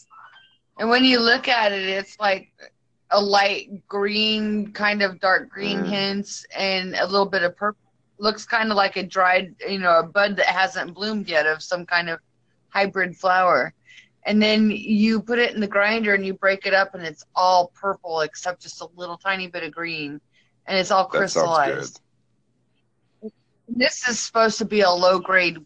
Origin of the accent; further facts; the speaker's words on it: Iowa, United States; also born or lived in South Dakota; I'm from there. I grew up in Iowa.